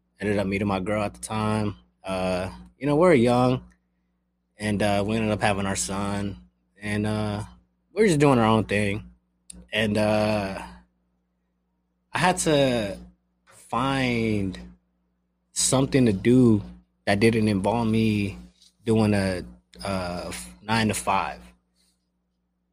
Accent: Denver, Colorado, United States; English is a second language; also born or lived in San Pedro, California; I was born in San Pedro, but moved to Colorado, Denver, Colorado. Man, basically raised there

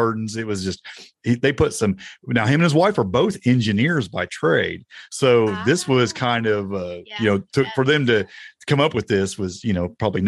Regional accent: United States; accent: Indiana/Tennessee twang; also born or lived in Indiana / Tennessee; my Indiana/Tennessee twang

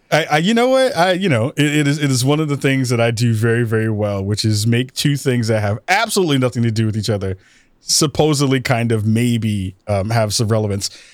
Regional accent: New York, United States; I, as a New Yorker

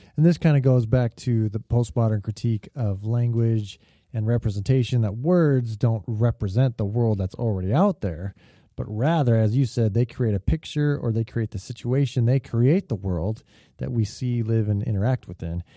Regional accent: California, United States; as a Californian

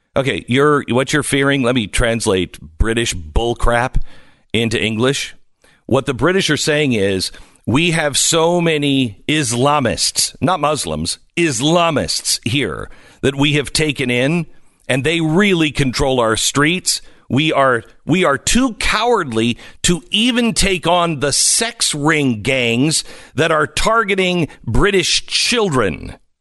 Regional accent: Pacific Northwest, United States; moved away; I grew up in the Pacific Northwest

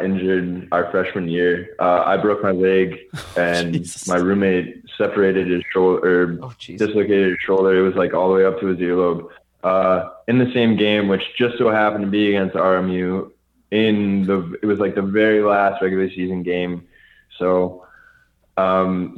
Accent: Chicago, Illinois, United States; born or raised there

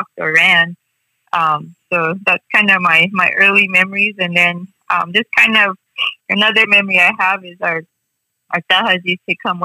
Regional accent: Second Mesa, Arizona, United States; now in the valley, United States; we've been down here in the valley for a while, but we are from Sipalavi Village, Patiwungwa

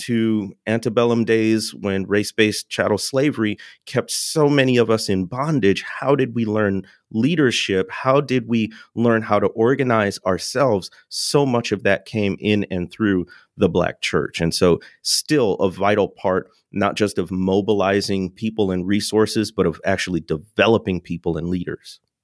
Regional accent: Chicagoland area, Illinois, United States; I don't claim I grew up in the city, but I am from

